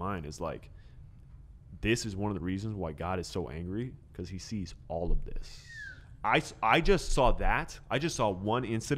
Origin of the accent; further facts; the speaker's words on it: United States; I'm from America